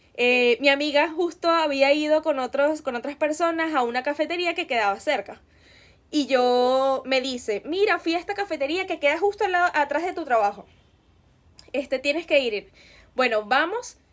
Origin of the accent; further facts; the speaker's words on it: Venezuela; escuchábamos mucho en Venezuela en esa época